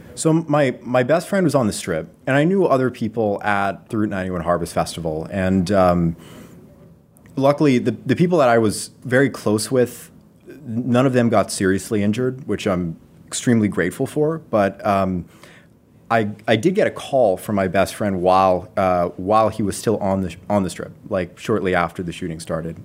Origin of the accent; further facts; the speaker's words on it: Las Vegas, Nevada, United States; moved away as an adult; now in Seattle, United States; I grew up in Las Vegas